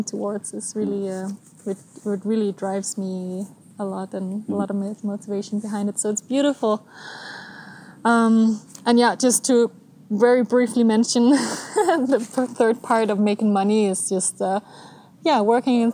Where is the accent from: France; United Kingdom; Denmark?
Denmark; moved away as an adult; now in Switzerland; I'm from Denmark. Mm-hmm. I was born and raised and all of that there